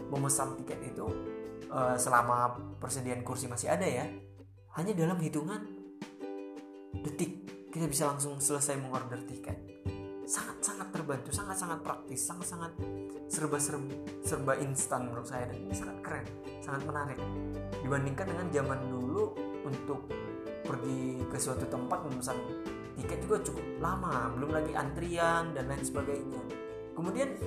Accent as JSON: {"language": "Indonesian", "region": "North Sumatra", "country": "Indonesia", "moved": "as an adult", "said": "untuk berangkat dari kampung saya dari Sumatera Utara ke Bandung saja itu harus mengorder"}